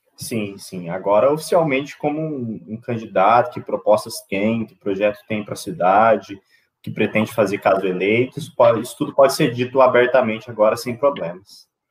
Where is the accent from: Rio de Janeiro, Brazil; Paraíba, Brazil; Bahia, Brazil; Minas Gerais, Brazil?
Minas Gerais, Brazil; Itajubá; also born or lived in São Paulo; sou nascido e criado em Itajubá